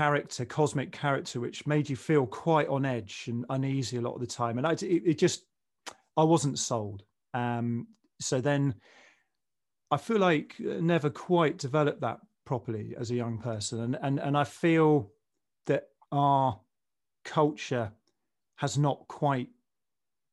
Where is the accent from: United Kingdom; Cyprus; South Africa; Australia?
United Kingdom; England; as a kid growing up in the 70s and 80s in England